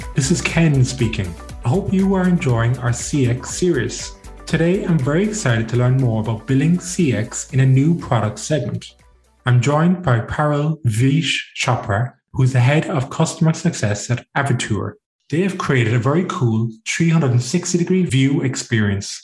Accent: Ireland; now in Belgium; being an Irishman, we have a number of products in Ireland that I do miss. I live in Belgium now

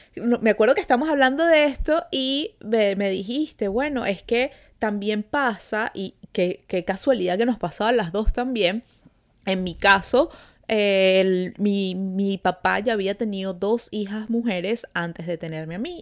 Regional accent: Venezuela; now in Montreal, Canada

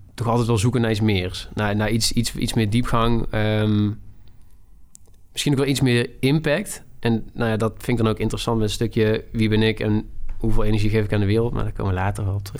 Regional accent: Tilburg, North Brabant, Netherlands; ik kom uit Tilburg, ik ben 26 jaar

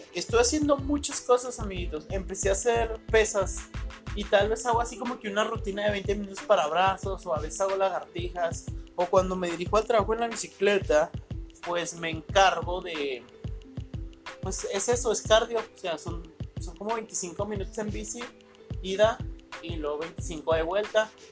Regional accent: Ciudad Juárez, Chihuahua, Mexico; soy de Ciudad Juárez

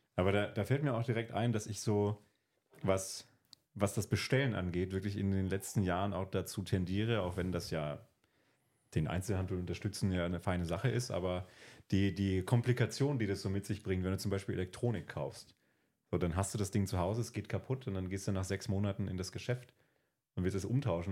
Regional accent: Berlin, Germany; moved away as an adult; now in Brandenburg, Germany; Ich bin in Berlin zur Schule gegangen

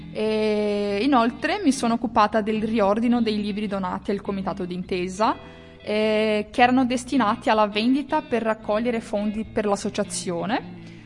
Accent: Toledo, Paraná, Brazil; Italian is a second language; moved away as an adult; now in Italy; vengo da, da Toledo, la regione del Paranà, Brasile

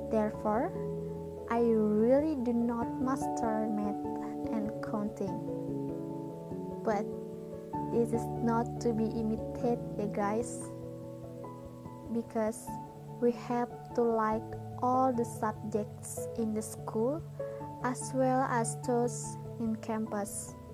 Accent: Kandangan, South Kalimantan, Indonesia; born there; I was born in Kandangan, 16th of January 2001

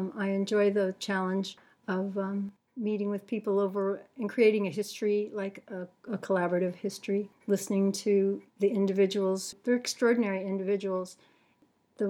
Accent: Stockton, California, United States; moved away as an adult; also born or lived in Hayward, California; now in Turlock, United States; I was born in Hayward and lived there until I was 5 or 6. And then we moved to Stockton. I grew up there

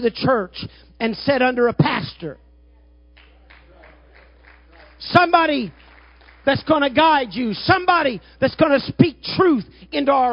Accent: Southern Illinois, United States; I'm from Southern Illinois, and I'm kind of a redneck

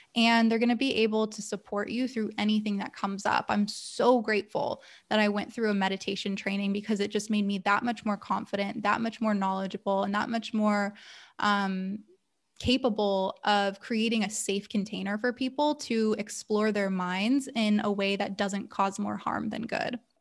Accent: Los Angeles, California, United States; also born or lived in Santa Monica / Portland; now in San Diego, United States; born and raised Southern California baby, uh, grew up in, I was born in Santa Monica and then lived in San Diego for about two years when I was in kindergarten and then back up to L

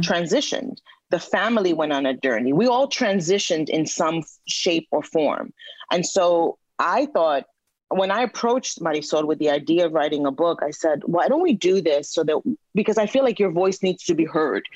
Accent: New York City, New York, United States; a New Yorker, you know, uh, born and raised in New York, but from Latino parents

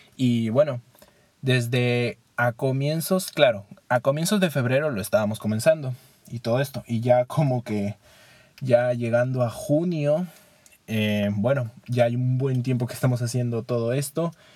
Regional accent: Peru; Como buen peruano que soy, extraño la Inca-Kola

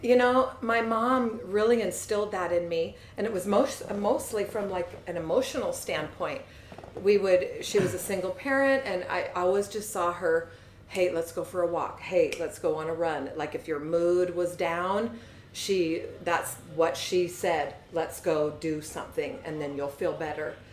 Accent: Seattle, Washington, United States; I grew up in Seattle, just across the water, specifically by Green Lake.

